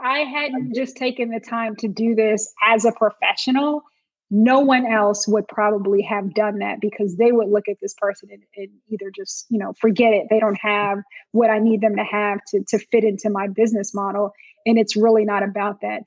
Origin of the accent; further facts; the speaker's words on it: Montclair, New Jersey, United States; I grew up in Montclair, New Jersey, upper mm-hmm. northern New Jersey, and kind of that tri-state area